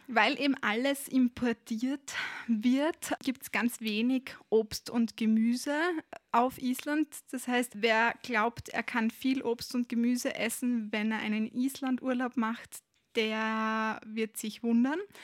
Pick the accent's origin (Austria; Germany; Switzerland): Austria; bei uns in Österreich